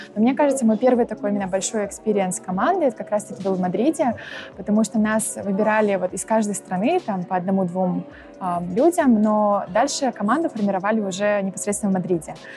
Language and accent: Russian; Shymkent, Turkistan Region, Kazakhstan; moved away as an adult; also born or lived in Astana; now in Warsaw, Poland; Я родилась в городе Шимкент и выросла там же, то есть я 17 лет а, проживала там